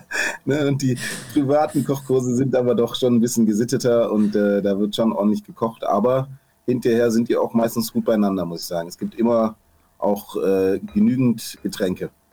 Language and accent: German; Swabia, Baden-Württemberg, Germany; moved away; also born or lived in Ruhr area; ich bin ja Schwabe